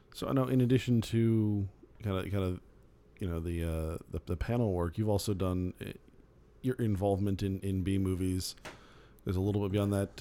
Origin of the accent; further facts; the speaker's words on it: Phoenix, Arizona, United States; I grew up in Phoenix.